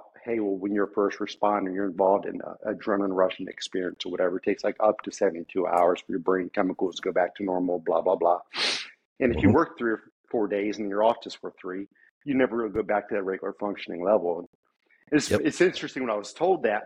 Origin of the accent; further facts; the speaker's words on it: Maryland, United States; moved away as an adult; now in Texas, United States; Born and raised in Maryland